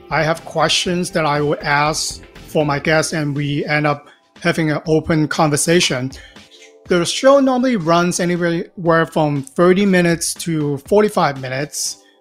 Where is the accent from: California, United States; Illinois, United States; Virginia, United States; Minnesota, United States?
California, United States; Los Angeles; I'm from Los Angeles, California.